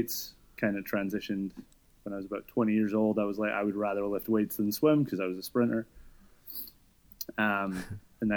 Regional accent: Scotland, United Kingdom; moved away as an adult; also born or lived in New York; I'm from Scotland, and I was a swimmer growing up.

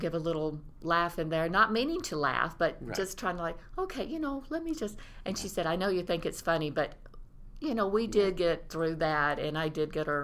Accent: Georgia, United States; moved away; my home state of Georgia

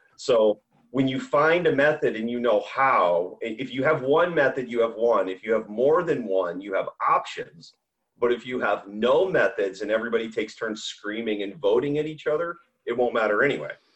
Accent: United States; As an American warrior

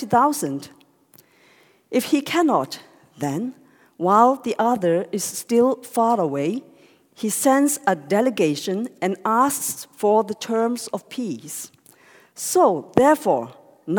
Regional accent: Hong Kong; English is a second language; I am born and grew up, in Hong Kong

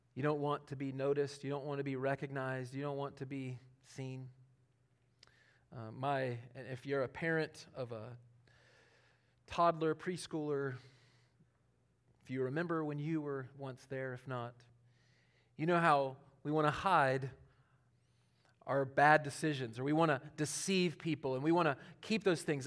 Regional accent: Charlotte, North Carolina, United States; born or raised there

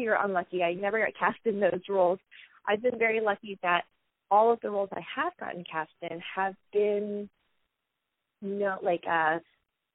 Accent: a small town in Florida, United States; my experience growing up in a small town in Florida

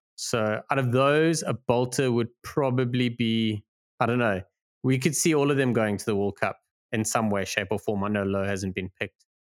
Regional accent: South Africa; as a South African

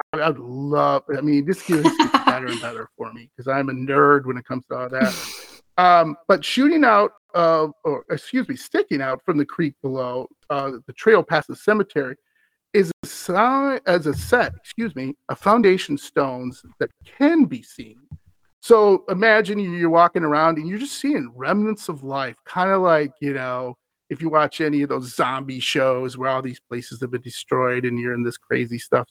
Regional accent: Wisconsin, United States; I'm from Wisconsin.

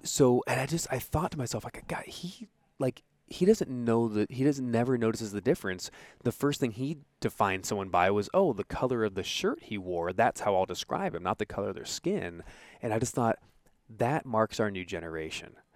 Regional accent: Santa Ana, California, United States; I was born in Santa Ana

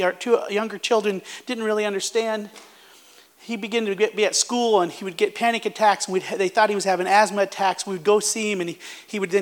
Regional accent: United States; moved away as an adult; also born or lived in Zambia; as American

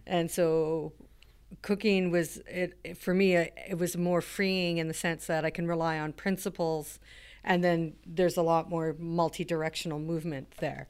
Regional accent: Alert Bay, British Columbia, Canada; moved away; I'm from a, a small town up the coast called Alert Bay

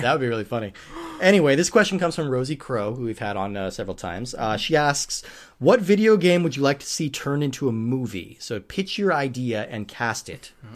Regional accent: Colorado, United States; near where I grew up in Colorado

